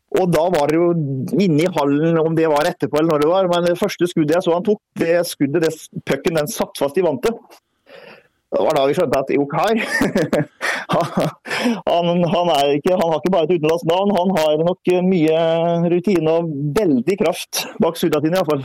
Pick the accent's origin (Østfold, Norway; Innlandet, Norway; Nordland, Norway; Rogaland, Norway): Østfold, Norway; Greåker; jeg er, er jo fra Greåker